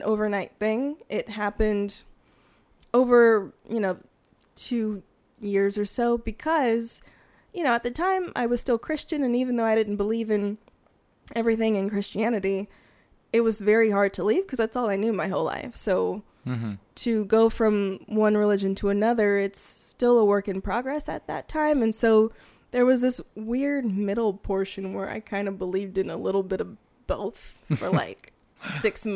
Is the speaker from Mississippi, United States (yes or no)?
no; Fresno, California, United States; moved away as an adult; now in Hawaii, United States; I'm originally from Fresno, California